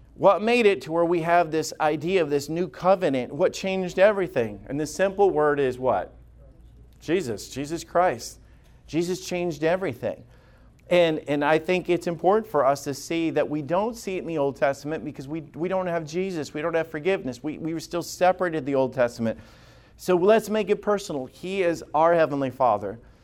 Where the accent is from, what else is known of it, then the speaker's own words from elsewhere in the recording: the South, United States; I grew up in the South